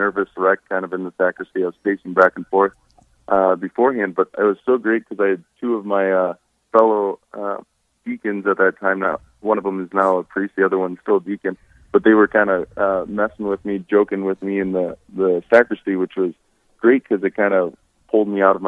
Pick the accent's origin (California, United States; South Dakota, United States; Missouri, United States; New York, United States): South Dakota, United States; Hartford; I grew up near Hartford, South Dakota.